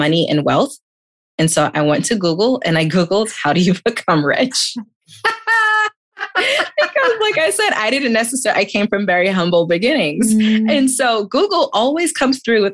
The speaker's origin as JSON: {"language": "English", "town": "New York City", "region": "New York", "country": "United States", "tie": "born or raised there", "said": "I was born and raised in Queens, New York to immigrant parents"}